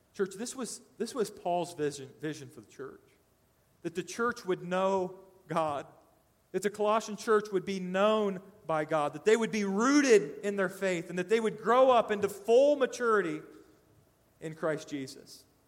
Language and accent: English; Decatur, Indiana, United States; moved away; I lived in uh, Decatur, Indiana, my hometown